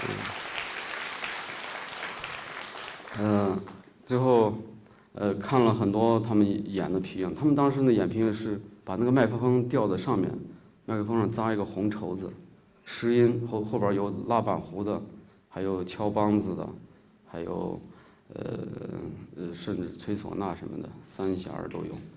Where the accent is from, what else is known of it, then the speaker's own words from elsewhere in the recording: Shaanxi, China; accent: Shaanxi dialect; first language Shaanxi dialect; now in Beijing, China; 我家也是，呃，内房土地的人，呃，从小在那个地儿长大